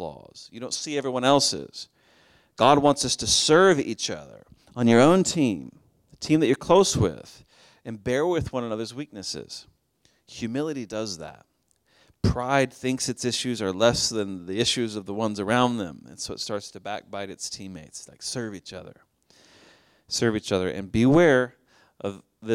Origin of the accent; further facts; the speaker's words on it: Oklahoma, United States; now in Chicago, United States; I grew up in Oklahoma